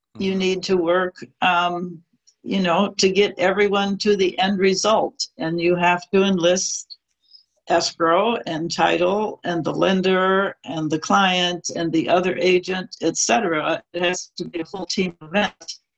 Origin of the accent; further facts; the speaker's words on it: Midwest, United States; also born or lived in New York City; now in California, United States; But I moved to California from New York City, grew up in the Midwest